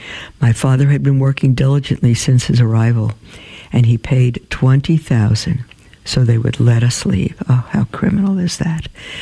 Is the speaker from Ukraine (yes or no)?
no; Cuba; born there; I was born in Cuba, 1995, in what was called the special period